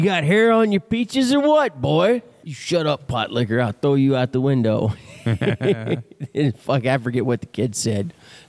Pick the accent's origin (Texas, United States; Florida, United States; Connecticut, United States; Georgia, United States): Texas, United States; Yeah. Well, of course. I'm from Texas. It's the way we, same thing we do with our TVs.